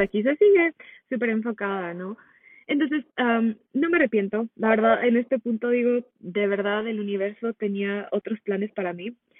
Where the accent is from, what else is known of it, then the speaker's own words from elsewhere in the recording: Mexico; moved away as an adult; now in United States; nací en Estados Unidos, pero de muy pequeña me fui a vivir a México, entonces crecí la mayor parte de mi vida allá